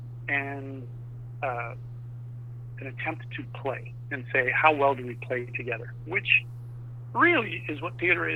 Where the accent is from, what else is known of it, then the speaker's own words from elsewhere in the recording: Vancouver, British Columbia, Canada; also born or lived in Los Angeles; So I'm located in Vancouver, Canada. A year ago, I was living in L.A., but I'm originally from Vancouver